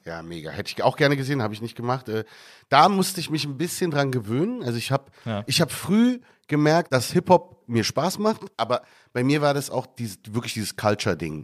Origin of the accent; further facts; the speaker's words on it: Berlin, Germany; moved away as an adult; now in Cairo, Egypt; Ich bin Berliner, da, da kenne ich mich wirklich aus